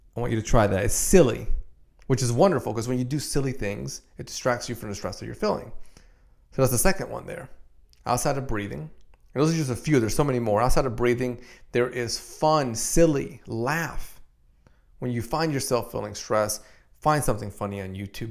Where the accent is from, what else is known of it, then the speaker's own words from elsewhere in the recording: Dominican Republic; I'm from Dominican Republic